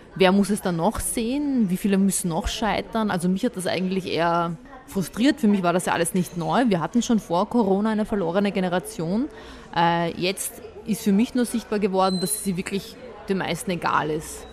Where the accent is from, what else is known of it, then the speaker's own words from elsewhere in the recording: Vienna, Austria; also born or lived in Bosnia and Herzegovina; Ich bin ja auch, ich sehe mich ja auch als Wienerin. Wenn man fragt, wo bist du, woher kommst du, dann ist es für mich einfacher zu sagen Wienerin